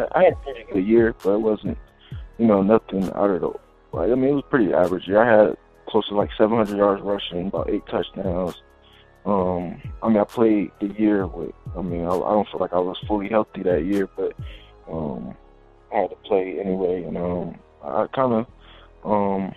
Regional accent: Atlanta, Georgia, United States; I'm from Atlanta, Georgia, born and raised, lived there, you know, for pretty much my whole life

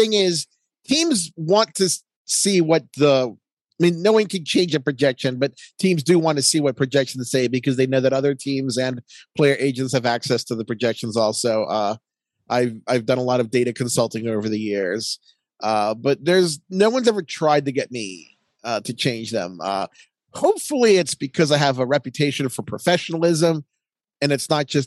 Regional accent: Baltimore, Maryland, United States; I'm from Baltimore

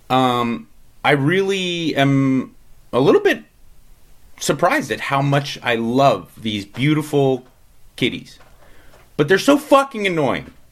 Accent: Los Angeles, California, United States; granted, I'm coming from Los Angeles, which is the most like overly structured and overly regulated place on the planet, besides maybe the Bay Area.

